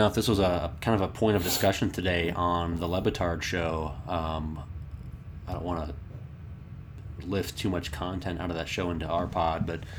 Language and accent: English; Bethesda, Maryland, United States; I grew up on the Bethesda Potomac border